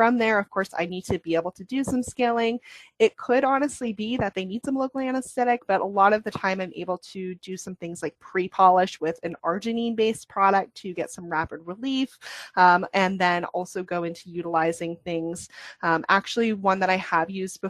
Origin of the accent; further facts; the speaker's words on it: New England, United States; I was born and raised in the New England, Northeast, Maine, New Hampshire